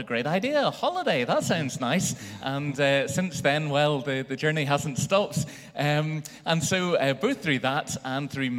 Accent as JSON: {"language": "English", "town": "Belfast", "region": "Northern Ireland", "country": "United Kingdom", "tie": "born or raised there", "said": "growing up in Belfast"}